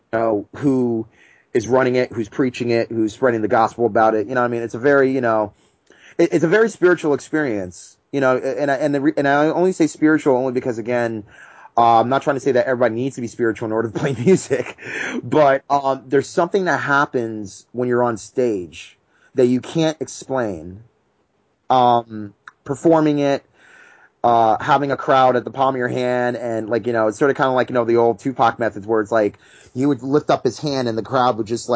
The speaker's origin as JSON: {"language": "English", "region": "New Jersey", "country": "United States", "said": "we're from Jersey"}